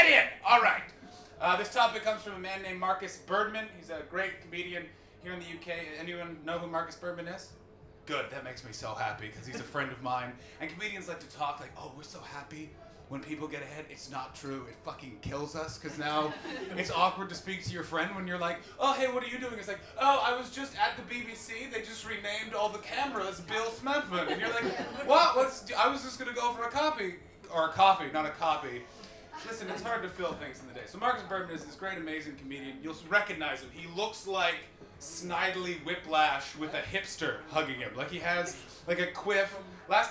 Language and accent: English; Canada; I'm from Canada